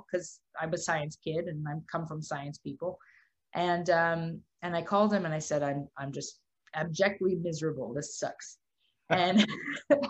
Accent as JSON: {"language": "English", "town": "Dallas", "region": "Texas", "country": "United States", "tie": "born or raised there", "also_born_or_lived": "Boston", "moved": "as an adult", "lives_now": "New York, United States", "said": "I grew up in Texas, in Dallas, and then I went to school in Boston, and then ended up here"}